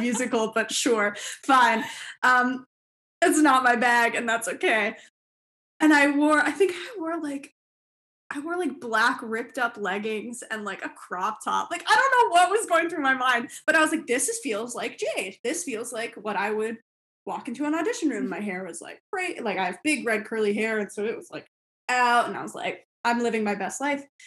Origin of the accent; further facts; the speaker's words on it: Toronto, Ontario, Canada; in my hometown